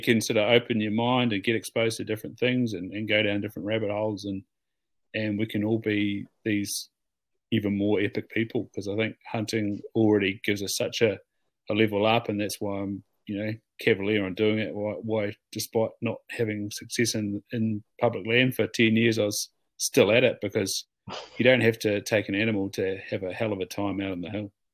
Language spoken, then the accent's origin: English; Southland, New Zealand; moved away as an adult; also born or lived in Auckland / Waikato; growing up in Southland